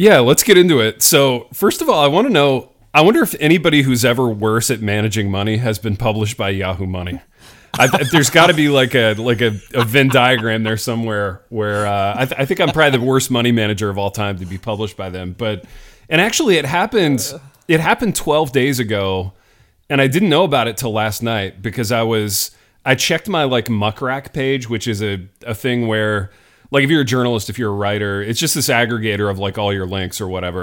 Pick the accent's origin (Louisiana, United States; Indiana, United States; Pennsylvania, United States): Indiana, United States; I grew up in Indiana.